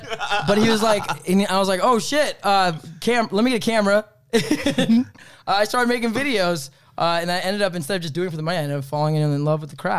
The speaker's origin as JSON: {"language": "English", "town": "Sacramento", "region": "California", "country": "United States", "tie": "born there", "said": "So I was born in Sacramento, California."}